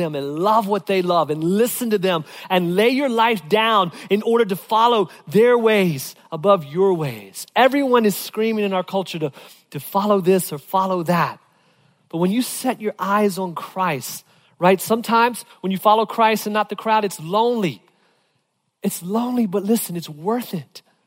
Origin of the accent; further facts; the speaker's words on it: Virginia, United States; growing up in Virginia